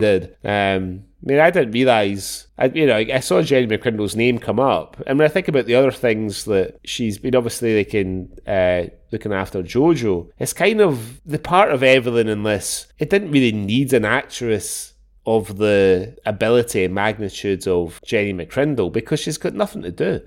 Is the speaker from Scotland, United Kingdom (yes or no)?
yes; Glasgow, Scotland, United Kingdom; growing up in Glasgow